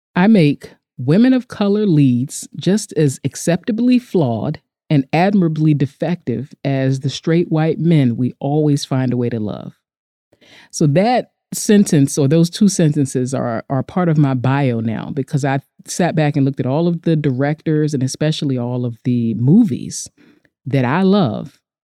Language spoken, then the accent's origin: English; United States; We're both American women, we're both Black